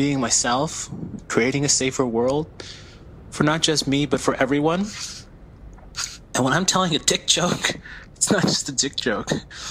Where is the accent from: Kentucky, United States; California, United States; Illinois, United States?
Illinois, United States; Chicago; now in New York, United States; I'm from Chicago originally, but I'm a New York-based openly gay comic. I'm also Filipino.